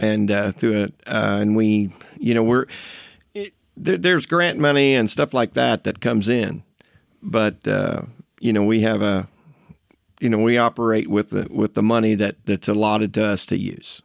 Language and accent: English; Shelby Township, Jefferson County, Indiana, United States; I'm a lifelong resident of Jefferson County